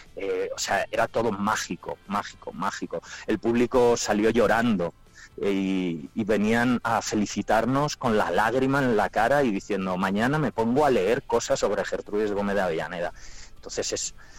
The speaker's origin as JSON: {"language": "Spanish", "town": "Palencia", "region": "Castile and León", "country": "Spain", "tie": "born or raised there", "moved": "yes", "lives_now": "Madrid, Spain", "said": "yo me fui de Palencia con muchísima, con muchísima pena, porque yo muy palentino yo"}